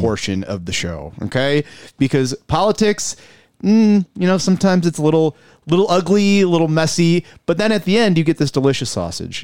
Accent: Buffalo, New York, United States; I'm from South Buffalo originally

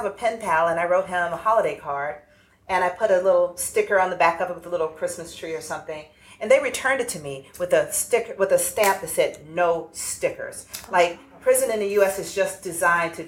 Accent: Atlanta, Georgia, United States; I grew up in the urban South. I grew up in Atlanta

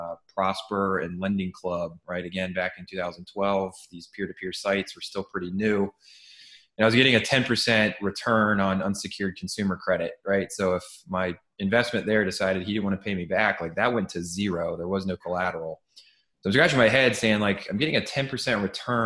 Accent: Cleveland, Ohio, United States; now in New York City, United States; I'm originally from Cleveland, Ohio

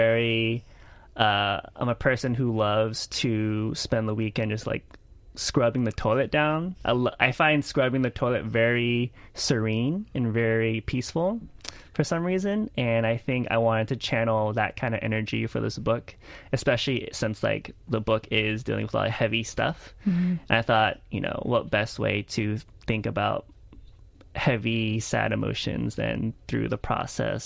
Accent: Houston, Texas, United States; also born or lived in Lake Charles, Louisiana; I grew up in Houston in a spoken word slam scene

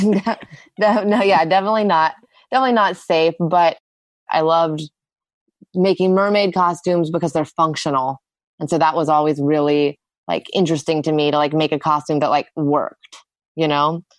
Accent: Austin, Texas, United States; I grew up in Austin

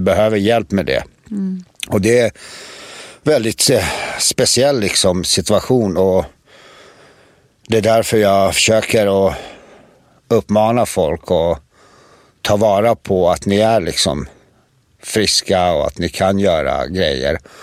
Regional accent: Prijedor, Republika Srpska, Bosnia & Herzegovina; Allt började i en by i en stad som heter Predor och byn heter Rasavci

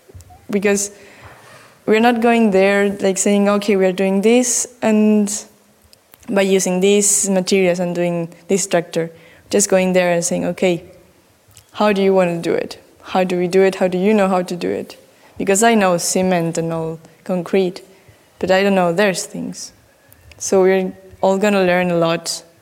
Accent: Argentina; English is a second language; Again, I am … from Argentina, and I wanted to tell you a little bit about the project I'm making back home.

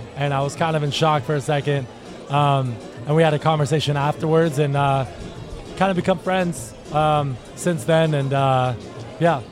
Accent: Fort Lauderdale, Florida, United States; moved away as an adult; now in Nashville, United States; I'm from Fort Lauderdale, Florida originally

